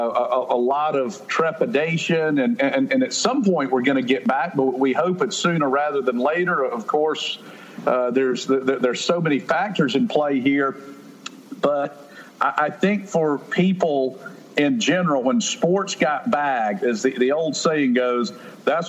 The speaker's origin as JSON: {"language": "English", "town": "Statesboro", "region": "Georgia", "country": "United States", "tie": "born or raised there", "said": "I grew up in Statesboro"}